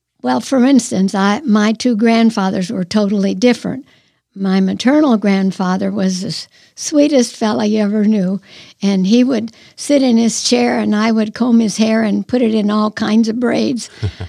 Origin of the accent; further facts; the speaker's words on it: Ohio, United States; also born or lived in Pennsylvania; I was born in Pennsylvania, then we moved to Ohio after a couple of years.